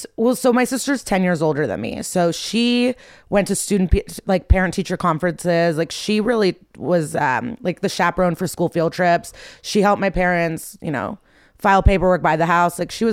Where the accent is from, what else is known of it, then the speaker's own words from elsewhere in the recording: Skokie, Illinois, United States; I grew up in the suburbs of Chicago, like the Nor